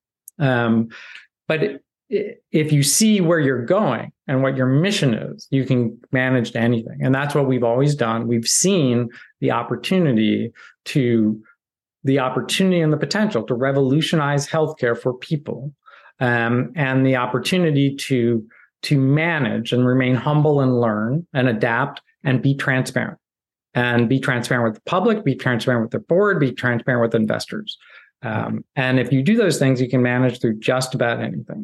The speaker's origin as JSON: {"language": "English", "region": "Midwest", "country": "United States", "tie": "born or raised there", "said": "I grew up in the Midwest"}